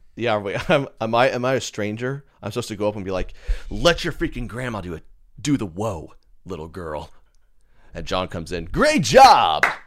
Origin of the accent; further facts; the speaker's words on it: Edmond, Oklahoma, United States; I'm from Edmond, Oklahoma